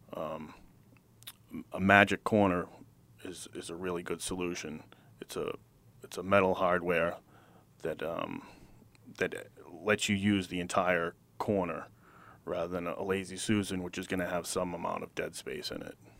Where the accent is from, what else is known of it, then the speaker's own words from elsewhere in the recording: Wilmington, Massachusetts, United States; I was born and raised in Wilmington.